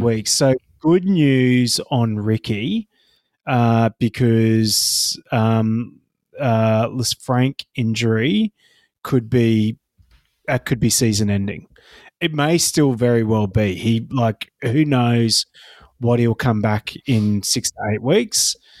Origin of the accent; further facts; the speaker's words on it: Queensland, Australia; I am sitting here as a Queenslander